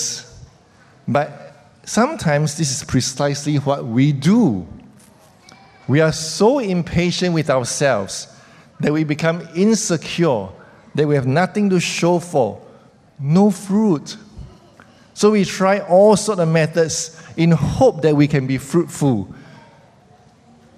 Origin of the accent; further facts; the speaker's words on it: Singapore; as Singaporeans